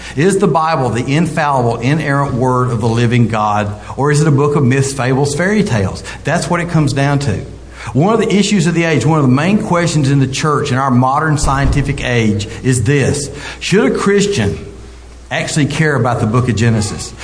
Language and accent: English; American South, United States; accent: southern (Gomer Pyle-like)